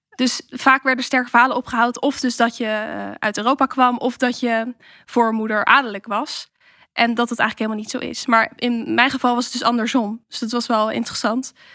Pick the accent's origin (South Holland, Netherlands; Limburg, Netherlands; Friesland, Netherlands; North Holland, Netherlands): South Holland, Netherlands; Rotterdam; waar kom jij nou echt vandaan? Dan zeg ik Rotterdam